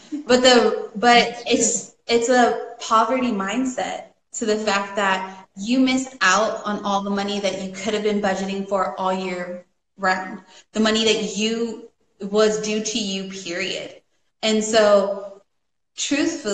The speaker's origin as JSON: {"language": "English", "region": "Northern California", "country": "United States", "said": "where we're from Northern California, it's me and my mom"}